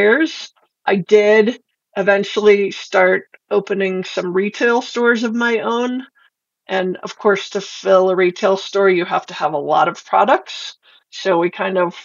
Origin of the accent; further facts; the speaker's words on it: Boulder, Colorado, United States; also born or lived in Golden, Colorado; I grew up in Boulder